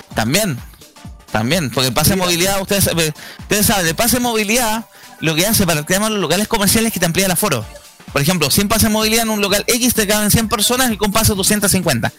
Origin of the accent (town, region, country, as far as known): Chile